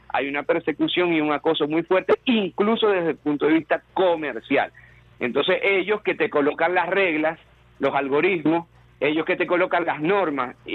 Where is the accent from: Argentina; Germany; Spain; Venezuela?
Venezuela; porque somos venezolanos